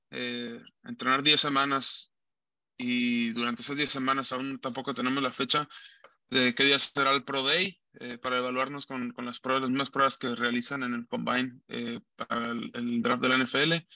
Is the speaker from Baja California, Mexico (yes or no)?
yes; Tijuana, Baja California, Mexico; Alfredo es aquí mi paisano también, los dos somos de Tijuana